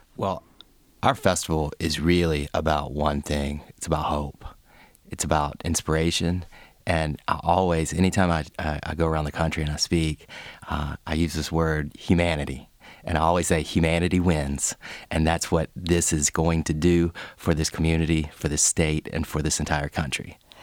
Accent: LaGrange, Georgia, United States; born or raised there

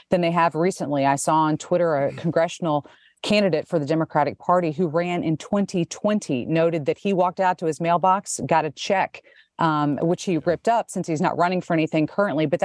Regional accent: Tennessee, United States; moved away; Tennessee is my home state.

